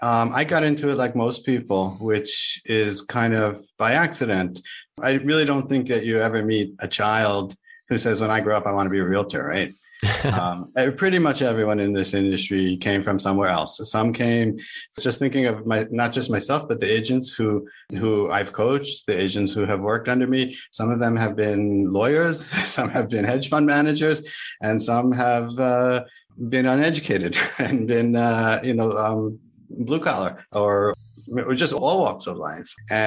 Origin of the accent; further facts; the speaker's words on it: Boca Raton, Florida, United States; I am a broker from Boca Raton, Florida.